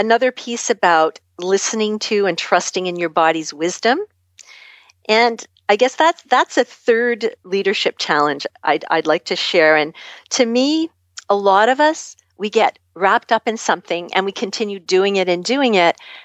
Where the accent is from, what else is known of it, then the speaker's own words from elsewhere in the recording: Canada; I'm from Canada